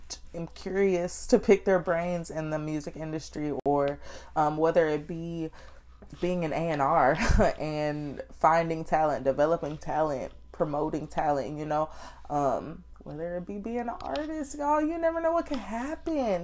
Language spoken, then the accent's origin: English; Austin, Texas, United States; I am from Austin, Texas. I was born and raised